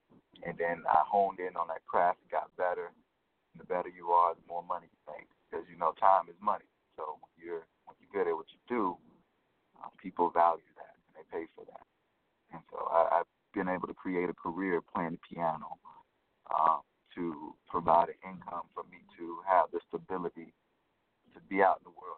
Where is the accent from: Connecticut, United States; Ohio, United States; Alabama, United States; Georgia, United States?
Alabama, United States; Selma; I'm originally from Selma, Alabama.